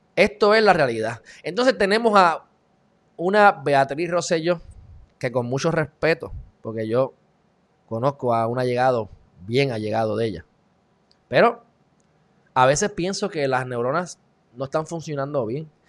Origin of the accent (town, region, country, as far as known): Puerto Rico